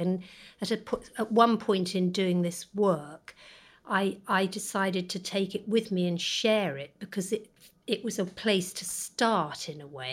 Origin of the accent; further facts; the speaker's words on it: the Cotswolds, Gloucestershire, South West England, United Kingdom; we grew up in the Cotswolds